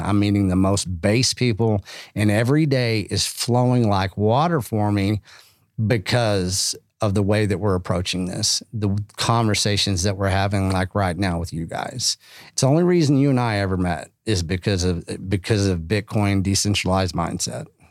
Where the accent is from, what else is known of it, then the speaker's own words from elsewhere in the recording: Texas, United States; now in Austin, United States; being Texan